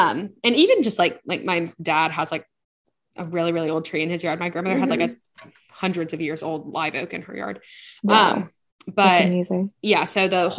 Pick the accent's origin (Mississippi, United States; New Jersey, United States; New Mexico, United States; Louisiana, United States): Louisiana, United States; So I am from Louisiana.